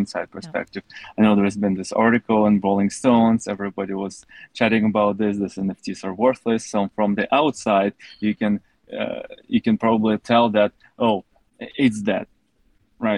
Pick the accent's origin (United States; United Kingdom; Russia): Russia; I was also growing up in Russia